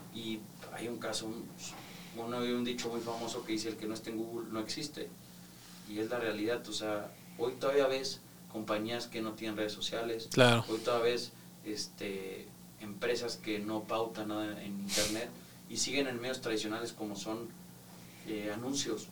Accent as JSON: {"language": "Spanish", "country": "Mexico", "said": "a nosotros como mexicanos nos gusta tener y sentir nuestra escritura"}